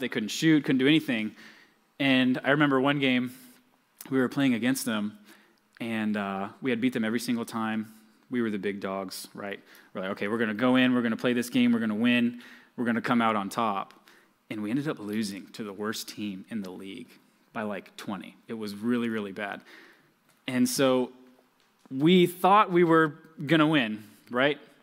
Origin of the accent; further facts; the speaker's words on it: Georgia, United States; moved away; I'm from Georgia, just like Pastor Jacob